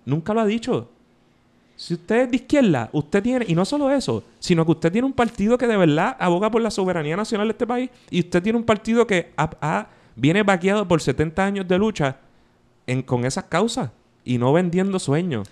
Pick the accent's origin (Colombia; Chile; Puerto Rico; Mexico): Puerto Rico; San Juan